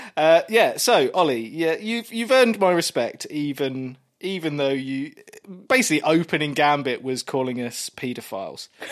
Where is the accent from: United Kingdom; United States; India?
United Kingdom; Kent, South East England; I grew up in Kent